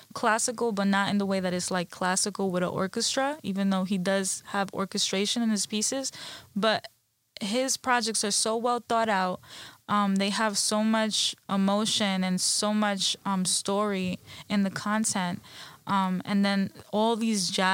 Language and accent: English; New York City, New York, United States; I grew up in the Bronx